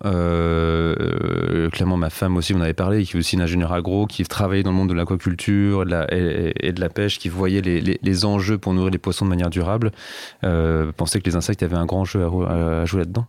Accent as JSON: {"language": "French", "area": "Savoie", "region": "Auvergne-Rhône-Alpes", "country": "France", "tie": "born or raised there", "said": "elle s'occupait pas mal de nous, ma sœur et de moi quand on était petits en Savoie"}